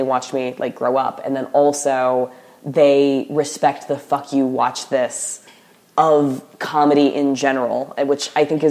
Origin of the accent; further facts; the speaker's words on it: the Bible Belt, United States; So, like, I grew up in the Bible Belt or whatever, and the people I hated the most were enforcers of the social order.